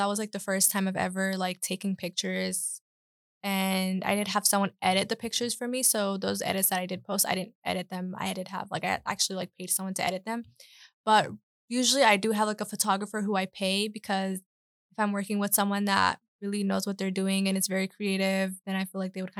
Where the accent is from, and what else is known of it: Charlotte, North Carolina, United States; born or raised there